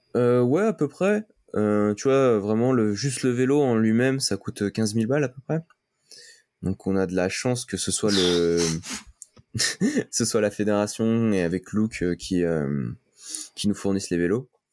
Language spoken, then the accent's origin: French; France; vu que je suis français